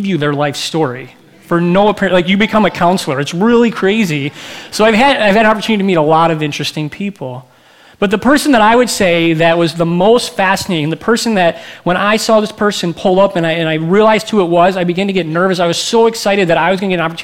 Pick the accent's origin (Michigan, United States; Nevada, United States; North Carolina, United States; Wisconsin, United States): Michigan, United States; moved away as an adult; also born or lived in Minneapolis; I'm from Michigan, but I'm in Minneapolis to go to school